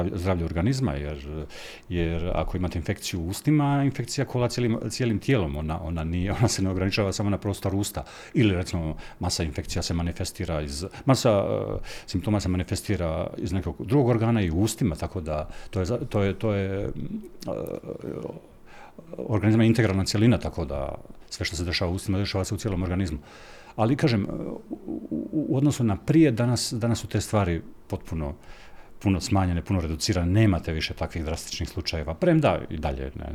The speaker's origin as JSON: {"language": "Croatian", "town": "Rakitno", "region": "Federation of Bosnia and Herzegovina", "country": "Bosnia & Herzegovina", "tie": "born or raised there", "also_born_or_lived": "Mostar / Zagreb / Čitluk", "moved": "yes", "lives_now": "Split, Croatia", "said": "Mjesto rođenja mi je Mostar, mjesto odrastanja je Rakitno"}